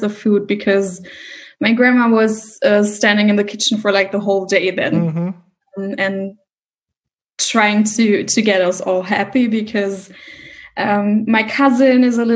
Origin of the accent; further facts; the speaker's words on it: Mosel region, Rhineland-Palatinate, Germany; now in Cologne, Germany; I come from the Mosel region.